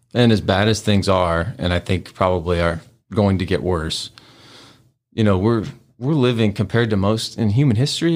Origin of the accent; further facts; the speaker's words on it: Tulsa, Oklahoma, United States; moved away as an adult; now in Memphis, United States; I was born here, but I grew up in Oklahoma